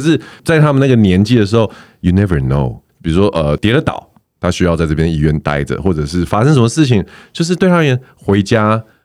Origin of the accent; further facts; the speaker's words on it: Taoyuan, Taiwan; 因为我是桃园人，我家其实没有很远